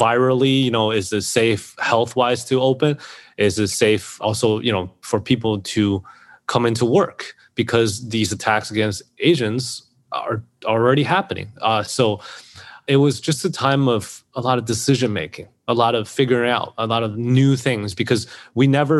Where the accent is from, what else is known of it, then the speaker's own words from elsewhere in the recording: Xi'an, Shaanxi, China; now in New York City, United States; serving specialty Chinese food from my hometown of Xi'an, China